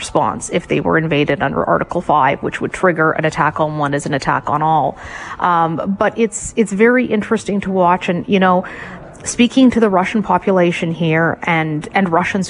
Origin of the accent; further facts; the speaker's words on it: Canada; we're Canadian